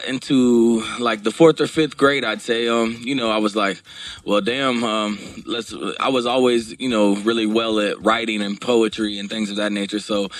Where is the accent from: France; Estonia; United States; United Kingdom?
United States; Baton Rouge, Louisiana; born there; I was born in Baton Rouge, Louisiana.